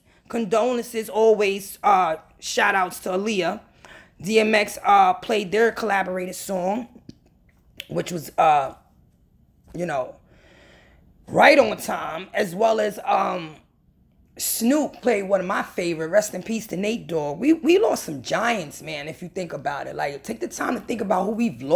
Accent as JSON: {"language": "English", "region": "New York", "country": "United States", "said": "I'm from New York"}